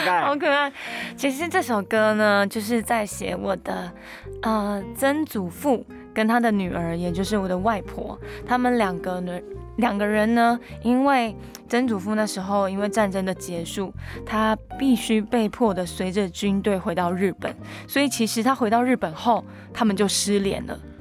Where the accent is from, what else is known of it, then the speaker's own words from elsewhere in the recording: Miaoli County, Taiwan; first language Hakka; moved away; 我现在会讲客家话，会唱客家歌，我其实是为了这张专辑有回到苗栗三年的时间